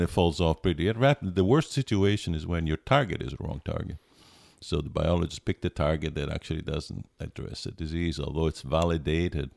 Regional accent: Pisa, Tuscany, Italy; English is a second language; moved away as an adult; also born or lived in Alberta, Canada / Connecticut, United States; I grew up in Pisa, Italy

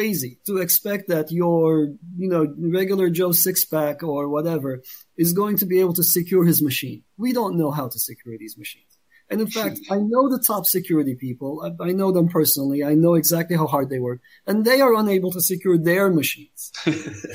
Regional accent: Turkey; moved away; I'm from Turkey

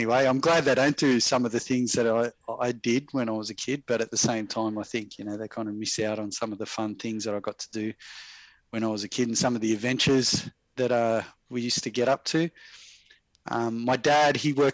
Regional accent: Sydney, New South Wales, Australia; I'm Sydney born and bred.

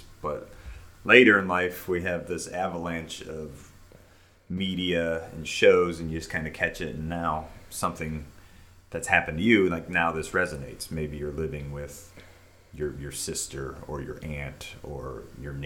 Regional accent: United States; growing up in America

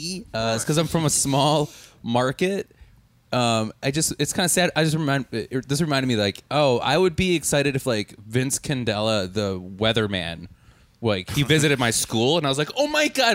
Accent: Milwaukee, Wisconsin, United States; I'm from Milwaukee

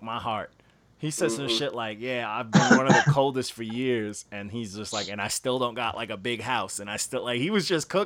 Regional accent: New York, United States; I'm from New York

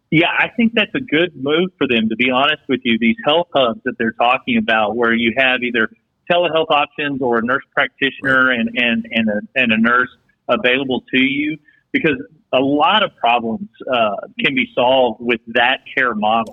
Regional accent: West Texas, United States; kid growing up in West Texas

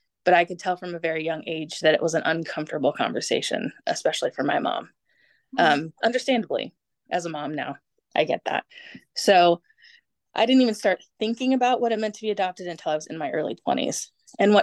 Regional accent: United States; also born or lived in Germany; I am an American, born to an American, adopted by Americans on an Air Force base in Germany

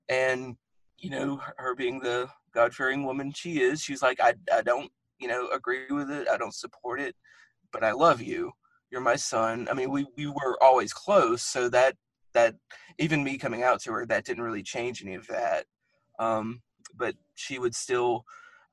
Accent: the South, United States; growing up in the Christian South

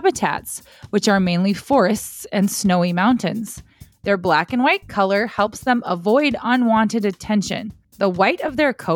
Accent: South Dakota, United States; my home state of South Dakota

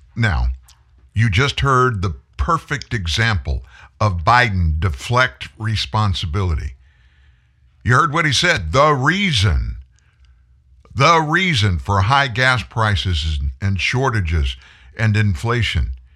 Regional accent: United States

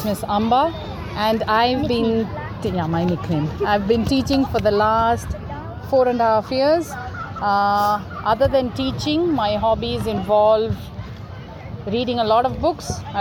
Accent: Kerala, India; moved away as an adult; now in Bangalore, India; I am from Kerala, but I've been living in Bangalore for 10 years now

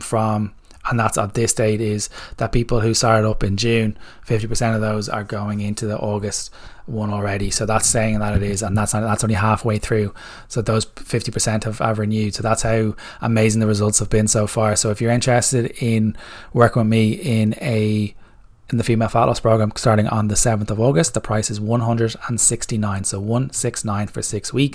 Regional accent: Ireland; I'm Irish

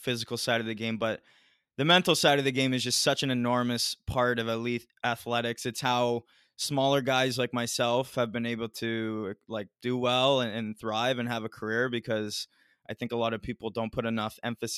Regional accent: Ontario, Canada; I'm from Ontario

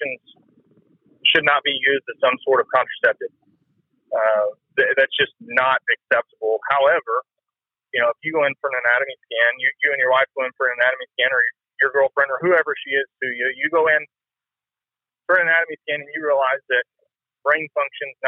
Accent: Texas, United States; I grew up in Texas, I was born in Texas

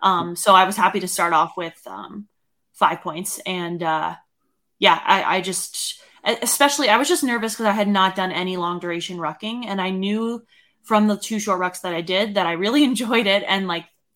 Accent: Northeast, United States; now in Colorado, United States; even growing up in the Northeast

